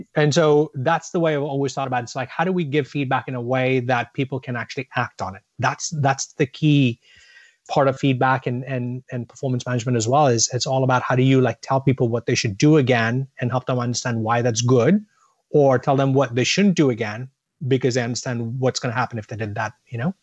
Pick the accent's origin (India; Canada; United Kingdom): India; also born or lived in Boston, United States; I was born in Boston, but my family moved back to India when I was about a year old. Um, so as a ten-year-old, I was a kid growing up in India